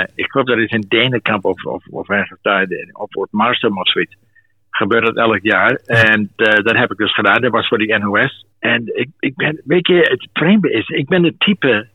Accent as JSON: {"language": "Dutch", "area": "Twente", "region": "Overijssel", "country": "Netherlands", "also_born_or_lived": "South Africa / London", "moved": "as an adult", "said": "ik kwam uit Twente"}